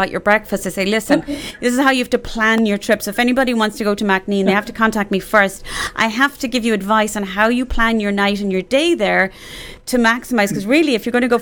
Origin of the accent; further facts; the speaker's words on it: Ireland; now in Dallas, United States; my whole life growing up in Ireland